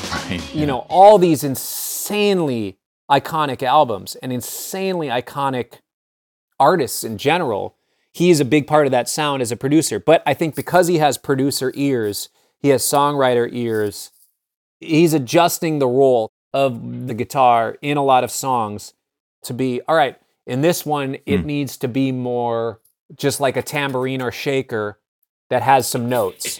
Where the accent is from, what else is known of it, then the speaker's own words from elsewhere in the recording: Minneapolis, Minnesota, United States; I grew up in Minneapolis